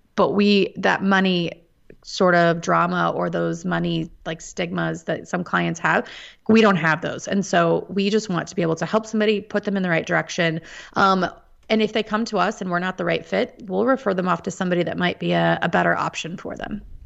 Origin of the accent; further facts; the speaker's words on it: Topeka, Kansas, United States; moved away as an adult; also born or lived in Washington, D.C. area; Born and raised in Topeka, Kansas. Um, have been a lifelong Kansan